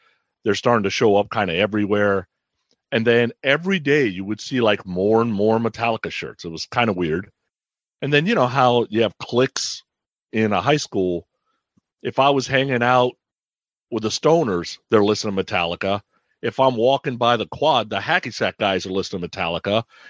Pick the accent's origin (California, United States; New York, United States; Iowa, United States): California, United States; I grew up in the Bay Area, went to high school in the Bay Area, lived in the Bay Area most of my life.